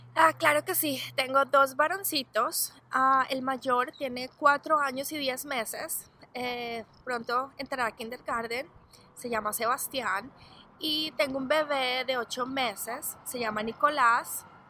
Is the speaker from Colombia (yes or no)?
yes; Colombia; now in Arizona, United States; yo soy de Colombia, toda mi familia vive en Colombia